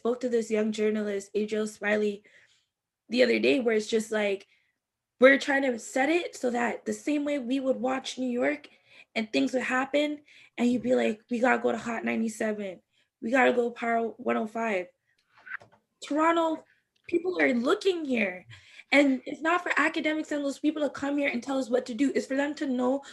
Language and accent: English; Jamaica; now in Canada; I'm Jamaican